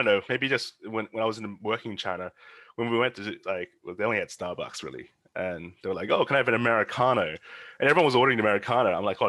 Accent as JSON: {"language": "English", "country": "Australia", "said": "As an Australian side"}